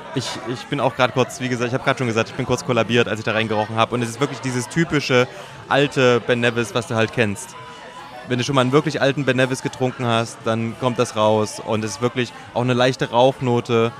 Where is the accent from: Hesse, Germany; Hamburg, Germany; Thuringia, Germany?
Thuringia, Germany; moved away; ich bin ja Thüringer, wir waren in Thüringen